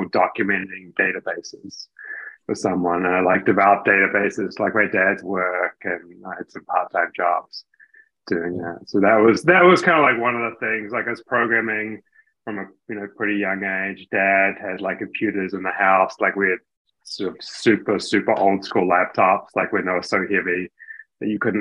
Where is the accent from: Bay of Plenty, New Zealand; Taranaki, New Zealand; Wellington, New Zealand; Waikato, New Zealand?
Waikato, New Zealand; Hamilton; moved away; I'm from New Zealand originally. So I grew up in Hamilton